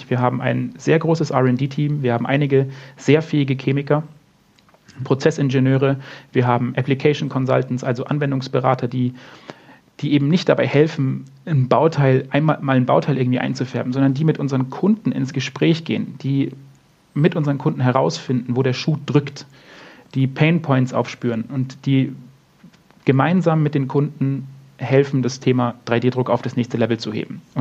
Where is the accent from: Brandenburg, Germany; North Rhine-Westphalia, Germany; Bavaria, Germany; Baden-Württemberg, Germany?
Bavaria, Germany; Munich; wenn ich jetzt zum Beispiel durch, durch München laufe, also mein, meine Heimatstadt sozusagen